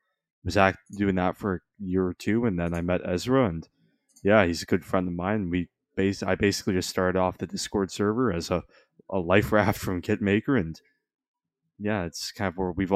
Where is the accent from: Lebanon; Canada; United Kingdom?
Canada; Markham, Ontario; I was born in 2003 in Markham. I'm a Markham baby.